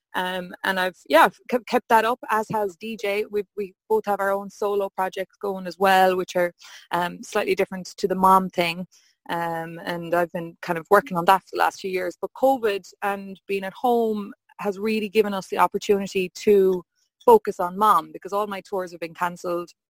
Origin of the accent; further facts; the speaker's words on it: Hollymount, Connacht, Ireland; I'm from Hollymount best oh. little town in Mayo. It's between Claremorris and Ballinrobe, South Mayo.